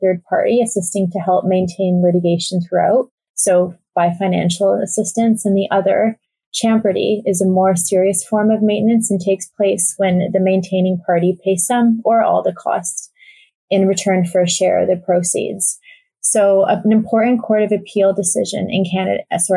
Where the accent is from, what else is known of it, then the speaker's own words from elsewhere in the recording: Toronto, Ontario, Canada; moved away as an adult; also born or lived in Exeter; Originally from Toronto, I did my undergrad at U of T